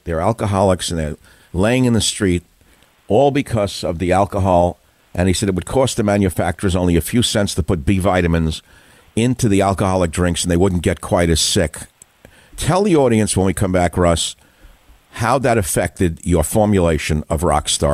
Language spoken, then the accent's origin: English; New York City, New York, United States; We're both from Queens